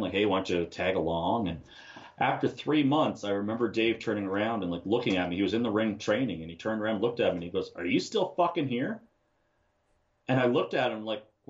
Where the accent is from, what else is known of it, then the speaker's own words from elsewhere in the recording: Ottawa, Ontario, Canada; I'm from Ottawa, Ontario